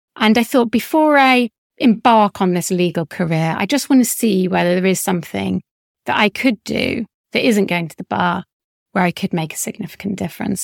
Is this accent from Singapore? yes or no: no; Leeds, Yorkshire and the Humber, United Kingdom; moved away; I grew up in Leeds for a short period of time.